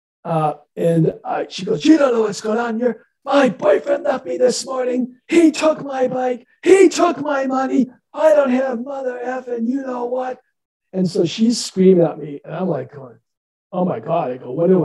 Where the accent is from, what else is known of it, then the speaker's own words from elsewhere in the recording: Midwest, United States; moved away; I'm from Midwest initially